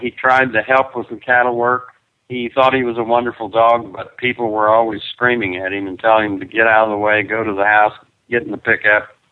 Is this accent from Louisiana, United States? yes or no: no; Perryton, Texas, United States; It's a nice little community where I grew up, and uh, it's where Chris and I came back to raise our kids.